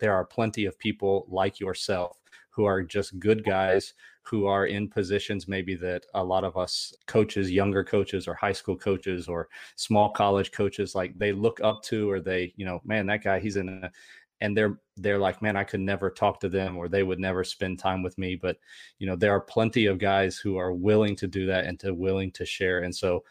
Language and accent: English; North Carolina, United States; I grew up a kid in North Carolina